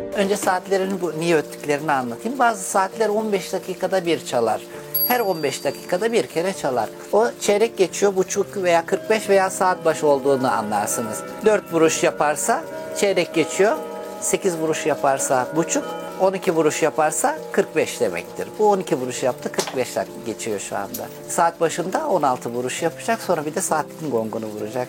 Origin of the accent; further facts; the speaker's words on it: Istanbul, Turkey; also born or lived in Çay, Afyon, Turkey; 7-8 yaşına kadar oradaydım. İstanbul'a geldim. İstanbul'da da abimin yanında büyüdüm.